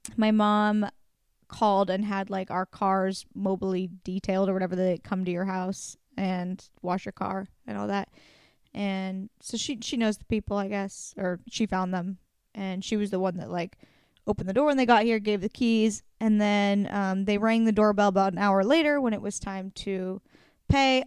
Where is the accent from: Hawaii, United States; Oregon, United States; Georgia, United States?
Oregon, United States; moved away; That's in Portland, Oregon. my home state